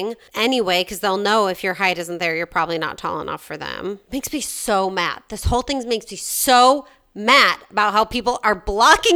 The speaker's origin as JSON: {"language": "English", "town": "Chicago", "region": "Illinois", "country": "United States", "accent": "Chicago", "said": "my Chicago accent"}